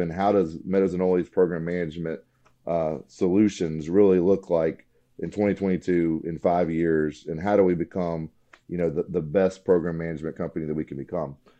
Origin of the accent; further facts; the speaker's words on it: Alabama, United States; I grew up in Alabama, uh, went to Auburn, War Eagle